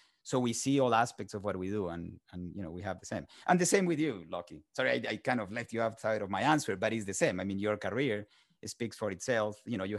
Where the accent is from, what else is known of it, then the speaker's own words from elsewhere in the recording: Colombia; English is a second language; moved away as an adult; now in United States; I'm originally from Colombia, South America. I was born and raised there. Spent the first 20 years of my life there. Started my career, did my undergrad there, and then came to the United States.